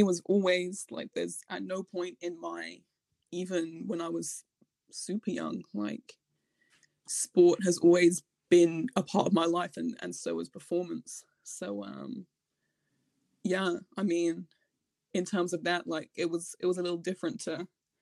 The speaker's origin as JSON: {"language": "English", "area": "Hertfordshire", "region": "East of England", "country": "United Kingdom", "tie": "born or raised there", "said": "I was born in just outside London in Hertfordshire in England."}